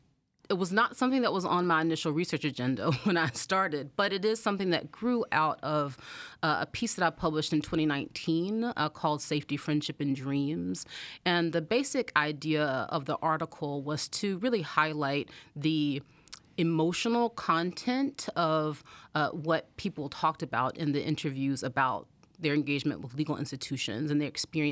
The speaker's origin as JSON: {"language": "English", "town": "Anderson", "region": "South Carolina", "country": "United States", "tie": "born or raised there", "said": "So I'm from Anderson, South Carolina, which is a small town in South Carolina, and I grew up low income, like we lived in mobile home, and neither of my parents went to college."}